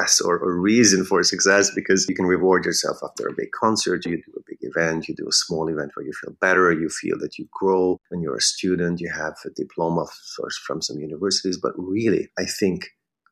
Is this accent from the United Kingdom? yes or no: no; Pomáz, Pest, Hungary; English is a second language; moved away as an adult; also born or lived in Budapest, Hungary; now in New York, United States; I'm from Pomaz, from Hungary, north of Budapest